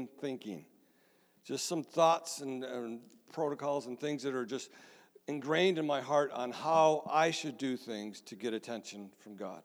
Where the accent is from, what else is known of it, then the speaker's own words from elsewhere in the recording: Mount Morris, United States; moved away; also born or lived in Michigan; the church I grew up in Mount Morris